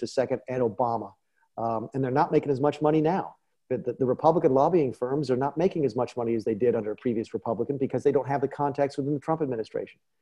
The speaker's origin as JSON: {"language": "English", "region": "South Carolina", "country": "United States", "tie": "born or raised there", "said": "my home state"}